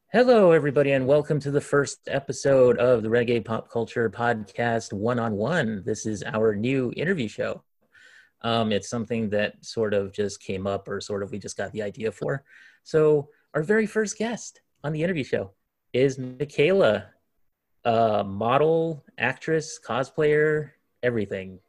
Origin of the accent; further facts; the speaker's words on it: Hawaii, United States; moved away as an adult; I come from Hawaii, of course, and uh, I lived there for most of my life um, up until last year, actually